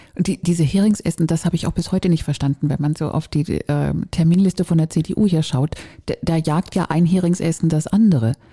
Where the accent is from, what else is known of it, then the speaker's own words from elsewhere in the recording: Northern Germany, Germany; Und ich bin in Norddeutschland aufgewachsen